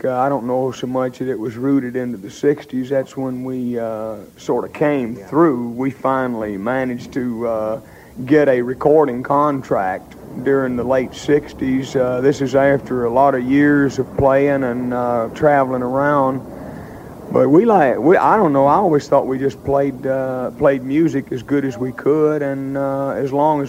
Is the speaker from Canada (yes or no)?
yes; Canada; the rest of the fellas feel as much American as I do Canadian.